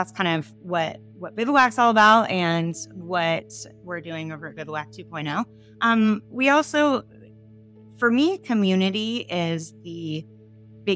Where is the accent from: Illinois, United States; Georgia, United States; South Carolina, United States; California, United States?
California, United States; San Diego; I grew up in San Diego